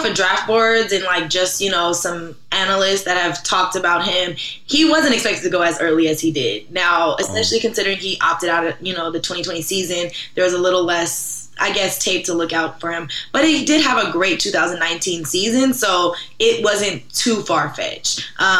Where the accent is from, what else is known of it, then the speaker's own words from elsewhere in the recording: Los Angeles, California, United States; I'm originally from Los Angeles, California. I went to Washington State for undergrad, where I ran track, and then I went to grad school at USC.